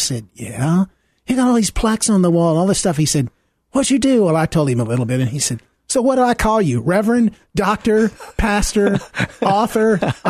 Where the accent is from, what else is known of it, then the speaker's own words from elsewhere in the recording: Deep South, United States; Well, I grew up in the Deep South, in the pre-civil rights era, in a Christian home, a very committed, faithful Christian home, in a white segregated church